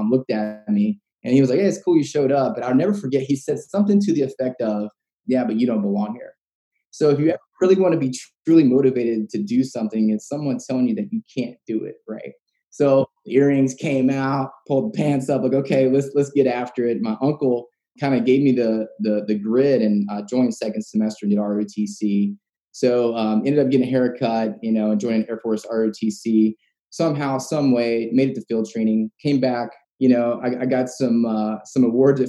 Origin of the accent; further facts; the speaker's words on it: West Virginia, United States; I was born and raised in West By God, Virginia